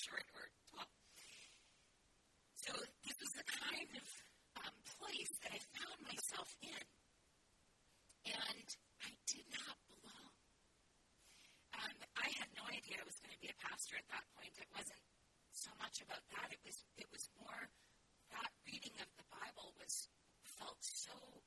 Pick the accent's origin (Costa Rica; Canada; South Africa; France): Canada; Alberta; moved away as an adult; also born or lived in Saskatchewan / Cincinnati, Ohio; I grew up in Alberta